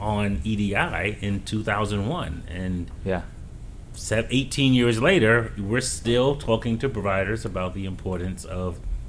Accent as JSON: {"language": "English", "town": "New York City", "region": "New York", "country": "United States", "said": "As a New Yorker"}